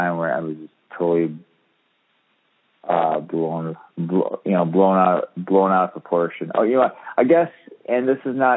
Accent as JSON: {"language": "English", "region": "Michigan", "country": "United States", "tie": "born or raised there", "moved": "yes", "said": "I grew up in Michigan"}